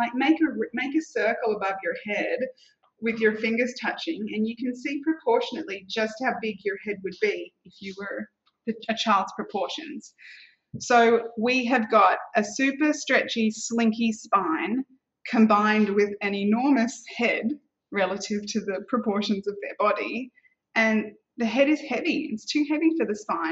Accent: Australia; now in Singapore; And so I'm Australian. Coming from Australia

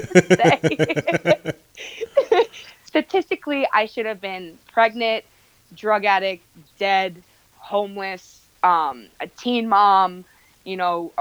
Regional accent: Bay Shore, New York, United States; also born or lived in Manhattan, New York City / Governors Island / Rosedale, Queens / Plainview, Long Island; I grew up in Bayshore. We'll say that though, because I mean, I lived in Nassau County for a little bit, but Bayshore is really the hometown

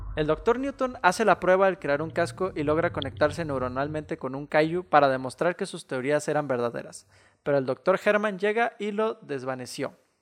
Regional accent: Mexico

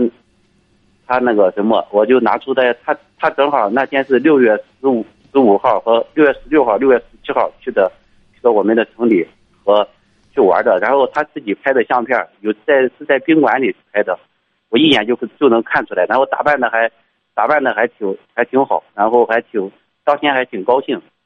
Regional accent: Liaocheng, Shandong, China; moved away as an adult; also born or lived in Inner Mongolia; now in Shaanxi, China; 我老家是山东，山东辽城的，我在，我现在在外地，在陕西这边上班儿。呃，我是在，我是在一家央企的煤矿的工作

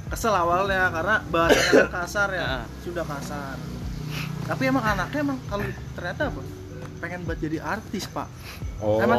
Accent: Kupang, East Nusa Tenggara, Indonesia; dulu kita orang Kupang terus mencari rezeki di Pulau Jawa

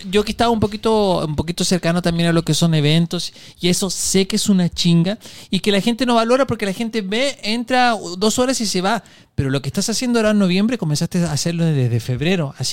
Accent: Peru; sí por eso, por eso, porque soy de Perú.

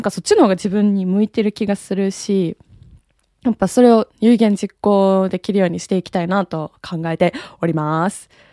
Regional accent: Japan; 生まれも育ちも日本

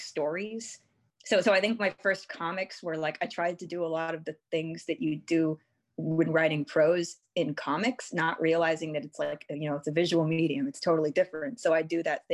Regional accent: Texas, United States; I'm from Texas

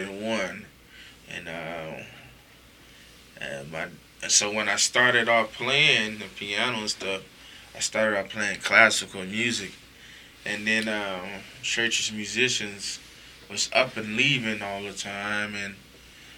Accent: Las Vegas, Nevada, United States; I'm from Las Vegas

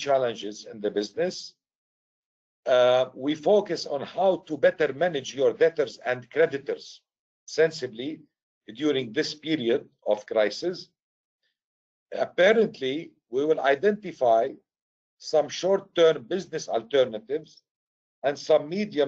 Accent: Beirut, Beirut Governorate, Lebanon; moved away; also born or lived in Syria / United States; I'm originally from Syria. I was raised in Beirut, Lebanon.

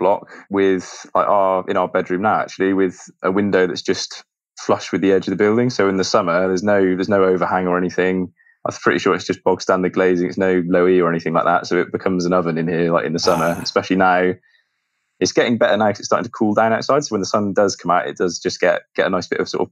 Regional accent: Bristol, South West England, United Kingdom; moved away as an adult; now in New Zealand; from Bristol, back in the UK

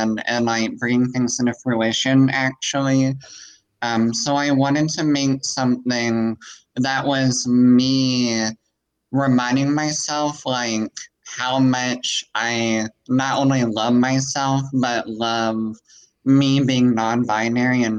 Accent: Missouri Bootheel, United States; I'm from like the southern, we call it the boot heel, where like it intersects with Arkansas.

